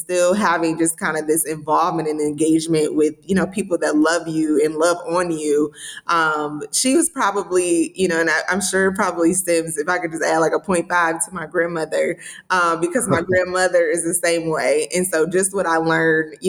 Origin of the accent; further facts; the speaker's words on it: Detroit, Michigan, United States; moved away; also born or lived in Jackson, Mississippi / Belzoni, Mississippi; I was born in Jackson, Mississippi, raised in Detroit